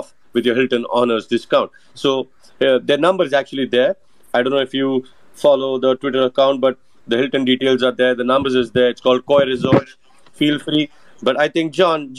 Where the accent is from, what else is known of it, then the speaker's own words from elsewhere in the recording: India; Being an Indian